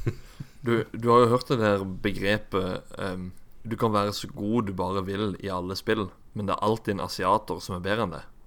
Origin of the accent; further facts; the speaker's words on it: Kristiansand, Agder, Norway; den bydelen av Vågsbygd, som det heter der jeg er ifra